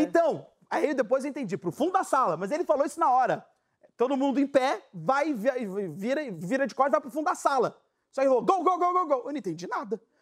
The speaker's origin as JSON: {"language": "Portuguese", "country": "Brazil", "said": "eu sou brasileiro"}